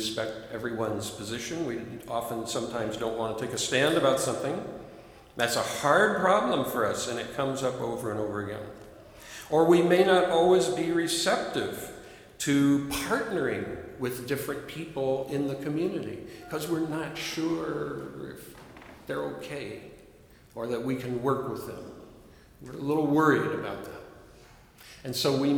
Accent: Chicago, Peoria, Illinois, United States; first language English; I'm a Chicagoan. I'm a Peorian

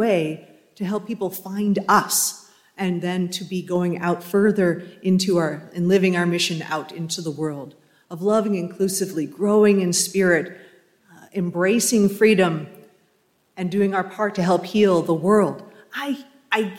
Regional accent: New England, United States; as I was growing up in New England

